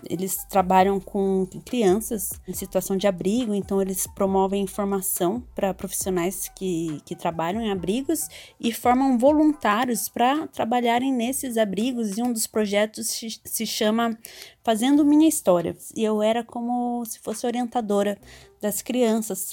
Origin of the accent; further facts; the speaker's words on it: Itapetininga, São Paulo, Brazil; also born or lived in São Carlos; now in São Paulo, Brazil; sou do interior de São Paulo, de Tapetininga, apesar de ter morado boa parte da minha vida em São Carlos